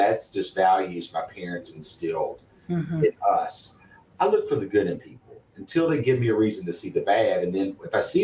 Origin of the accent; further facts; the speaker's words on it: Bluefield, West Virginia, United States; also born or lived in McDowell County, West Virginia; I'm from Bluefield, West Virginia. I went to Bluefield High School